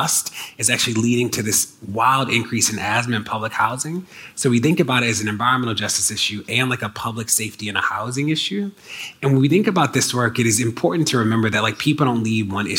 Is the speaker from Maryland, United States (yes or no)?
yes; Maryland, United States; my home state of Maryland